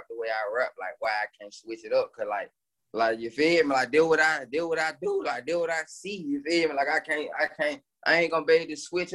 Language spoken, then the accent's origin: English; Birmingham, Alabama, United States; also born or lived in Fairfield, Alabama; growing up in Ensley